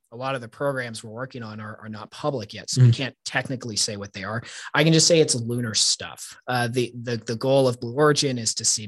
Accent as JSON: {"language": "English", "town": "Wichita", "region": "Kansas", "country": "United States", "tie": "born or raised there", "also_born_or_lived": "Denver, Colorado", "moved": "as an adult", "lives_now": "Dulles, Virginia, United States", "said": "So I grew up here in Wichita"}